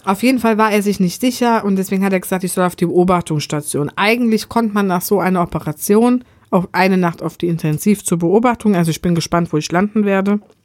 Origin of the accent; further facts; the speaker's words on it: Germany; ich als Deutscher